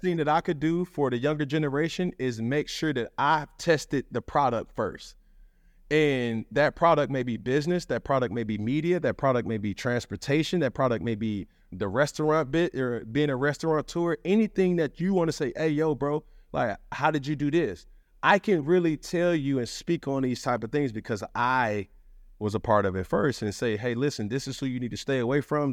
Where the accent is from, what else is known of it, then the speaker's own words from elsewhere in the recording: Atlanta, Georgia, United States; I'm from Atlanta